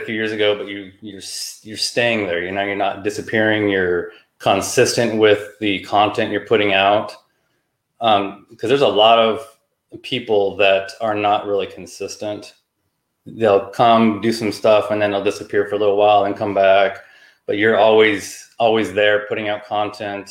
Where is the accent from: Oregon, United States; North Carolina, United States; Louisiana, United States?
Oregon, United States; moved away as an adult; now in California, United States; I grew up in Oregon.